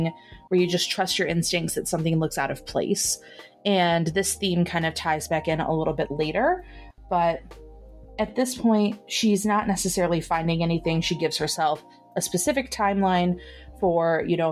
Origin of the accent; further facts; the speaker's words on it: Michigan, United States; accent: Michigan; my Michigan accent